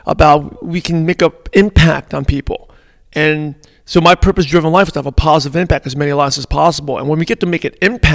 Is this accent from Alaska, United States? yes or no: no; New York City, New York, United States; English is a second language; I grew up in Brooklyn, New York, in a pretty mostly Caucasian neighborhood